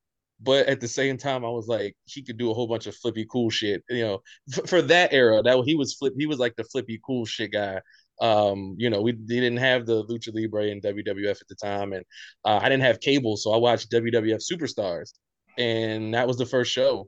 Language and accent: English; Baltimore, Maryland, United States; We're probably from West Baltimore.